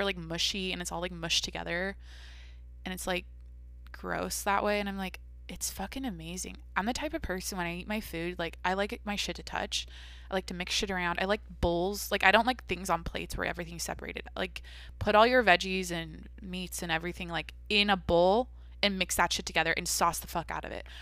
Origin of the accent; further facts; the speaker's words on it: Washington, United States; where I grew up in Washington